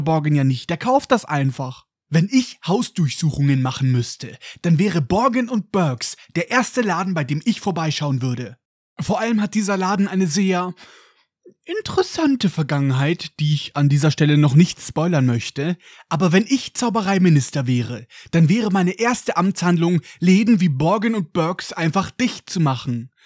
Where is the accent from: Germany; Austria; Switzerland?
Germany; bei uns in Deutschland